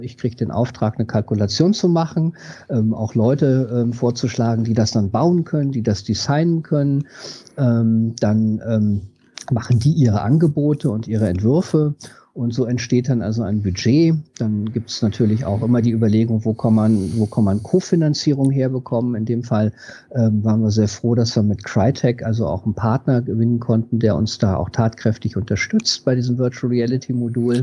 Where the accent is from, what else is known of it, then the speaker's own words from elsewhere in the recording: West Germany, Germany; Ich bin zwar in Westdeutschland groß geworden